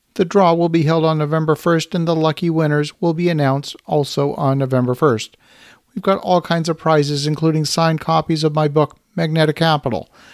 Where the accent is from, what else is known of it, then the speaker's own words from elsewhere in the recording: Ottawa, Ontario, Canada; my home city of Ottawa, Canada